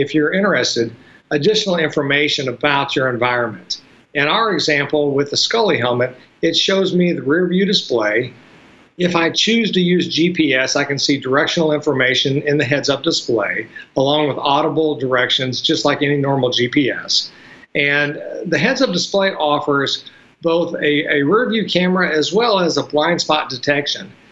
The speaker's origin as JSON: {"language": "English", "town": "Louisville", "region": "Kentucky", "country": "United States", "moved": "yes", "lives_now": "Georgia, United States", "said": "it's north of Mason-Dixon. Kentucky. Louisville, okay. Kentucky"}